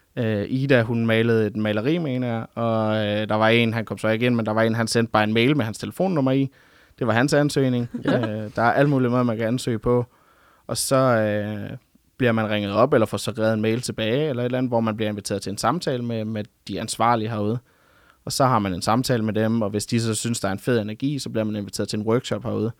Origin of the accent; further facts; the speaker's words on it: Funen, Southern Denmark, Denmark; moved away as an adult; now in Ungdomsøen, Denmark; jeg kommer oprindeligt fra Fyn af